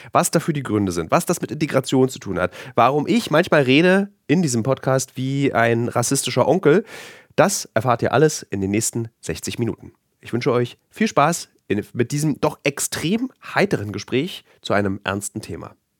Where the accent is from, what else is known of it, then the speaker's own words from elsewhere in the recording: Berlin, Germany; ich komme aus Ostberlin